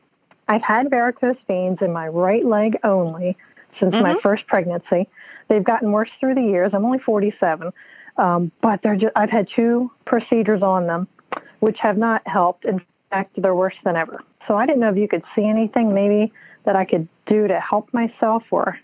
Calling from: New Jersey, United States; New Jersey.

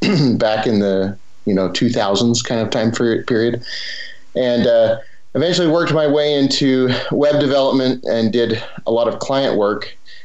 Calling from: Cedar City, Utah, United States; I'm coming out of Cedar City, Utah, a small town in southern Utah. So near like Zion National Park, Bryce National Park.

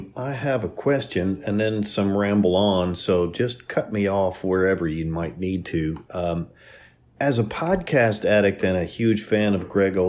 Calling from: Louisville, Kentucky, United States; from Louisville, Kentucky.

